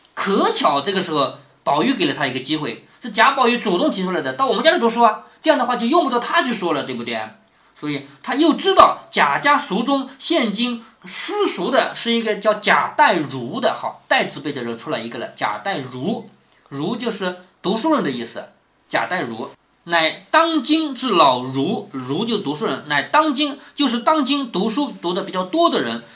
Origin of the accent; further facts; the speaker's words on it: China; 我们中国人